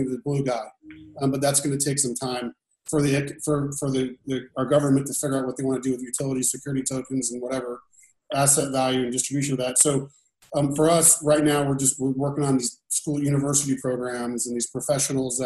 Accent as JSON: {"language": "English", "region": "Indiana", "country": "United States", "moved": "yes", "said": "I'm from Indiana. I have a pretty big famous house there."}